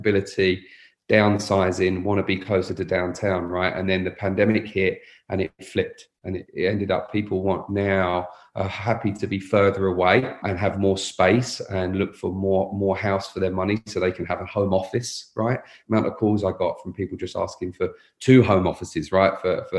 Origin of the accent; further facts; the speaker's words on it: London, United Kingdom; moved away as an adult; now in Austin, United States; I'm originally from London, England. I've been in Austin about 12 years now.